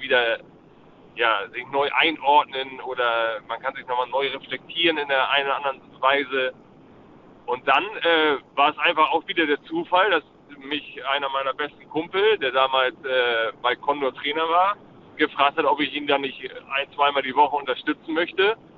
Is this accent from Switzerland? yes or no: no; Hamburg, Germany; in meiner Heimatstadt